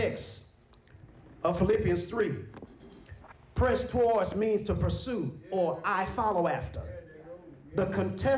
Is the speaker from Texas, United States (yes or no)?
yes; Texas, United States; I'm from Texas